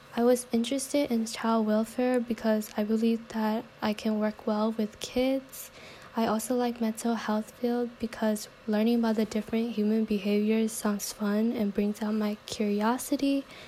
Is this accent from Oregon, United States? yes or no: no; San Diego, California, United States; also born or lived in Vietnam; I basically grew up in San Diego since I don't recall much memories from Vietnam